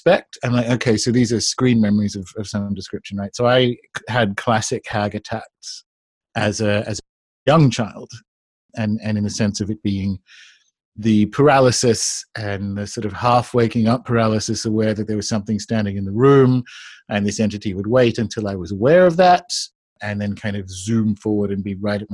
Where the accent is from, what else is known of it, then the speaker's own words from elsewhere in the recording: New South Wales, Australia; I grew up in Australia